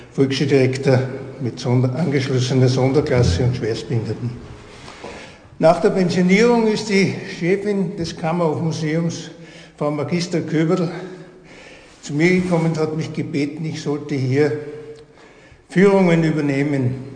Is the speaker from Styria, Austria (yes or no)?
yes; St. Martin am Grimming, Styria, Austria; born there; now in Bad Aussee, Austria; Ich bin gebürtig aus St. Martin am Gleming, bin seit 1975 hier in Badersee.